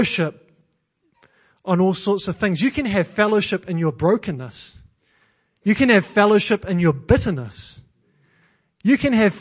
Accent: New Zealand; now in England; I'm Kiwi.

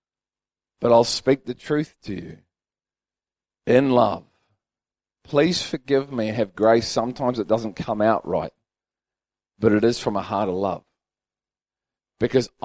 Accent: Liverpool, North West England, United Kingdom; I'm from Liverpool

